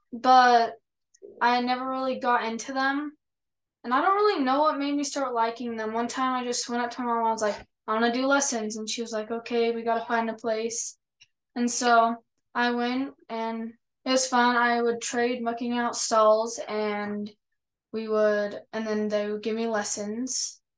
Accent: Orem, Utah, United States; I'm 15. I'm from Orem, Utah.

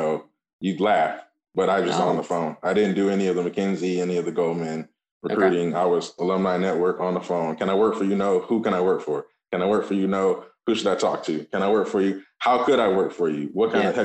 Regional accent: Michigan, United States; moved away as an adult; also born or lived in Atlanta / Boston; I grew up in Michigan

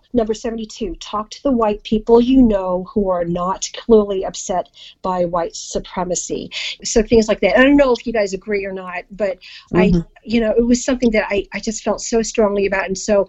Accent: Philippines; I mean, you both know I'm Filipino

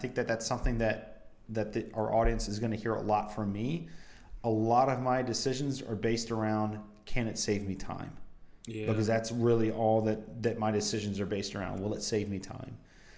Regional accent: United States; I grew up on Imperial, you know, America was literally built on Imperial.

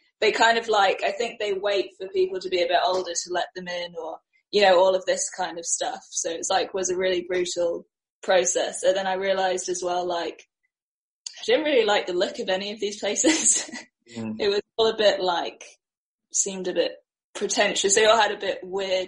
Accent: Singapore; moved away as an adult; also born or lived in New York; born and raised. Then I left at 18

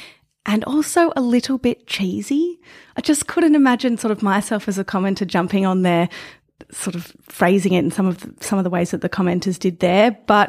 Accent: Australia; Do I look at that and think, wow, I'm really proud to be Australian?

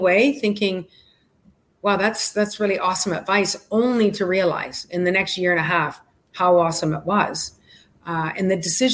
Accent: Canada; moved away as an adult; also born or lived in Calgary; now in Miami Beach, United States; I'm Canadian

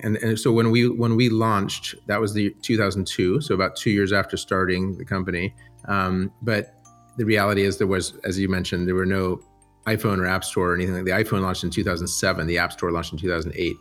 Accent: San Diego, California, United States; moved away as an adult; most of my childhood, um, I grew up in San Diego

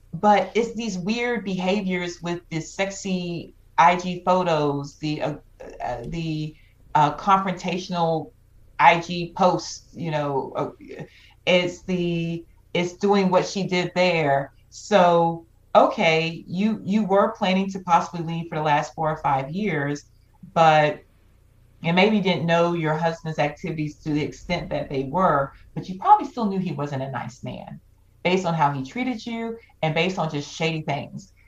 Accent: Georgia, United States; growing up in the South

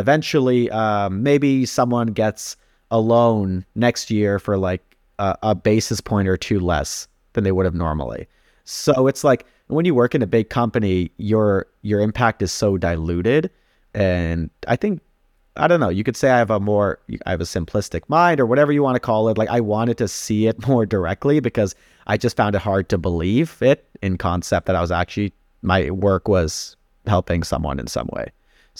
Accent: India; now in Canada; We're immigrants to Canada. So we immigrated here from India in the mid 90s.

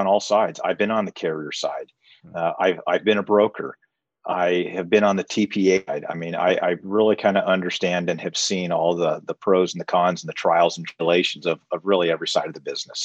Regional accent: Southern California, United States; also born or lived in Arizona; I was actually born and raised in Southern California. I'm a homegrown guy

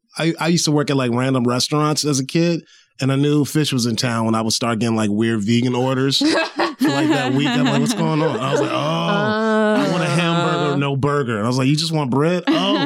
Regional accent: Hampton, Virginia, United States; moved away; I'm from a small town in Virginia called Hampton, Virginia. It's like maybe 30 minutes away from Virginia Beach. Real small.

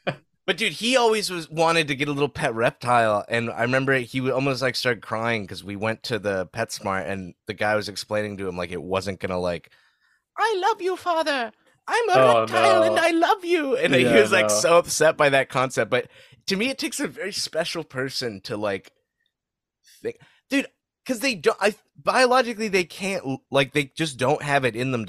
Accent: Saudi Arabia; I grew up in Saudi, but like twice a year we would go to the States for like 2 weeks at a time.

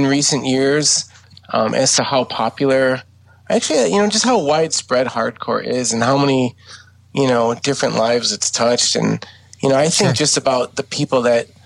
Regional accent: West Seneca, New York, United States; also born or lived in Buffalo, New York; I actually grew up in West Seneca. But I live in Buffalo now

